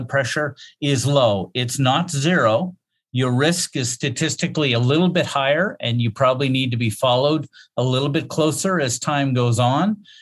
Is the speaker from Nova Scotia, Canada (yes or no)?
yes; Nova Scotia, Canada; also born or lived in Saskatchewan; I'm from Nova Scotia. I work here